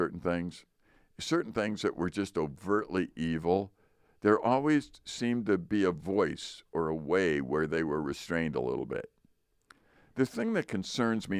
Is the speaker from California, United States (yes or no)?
no; Chicago, Illinois, United States; moved away; I'm from Chicago originally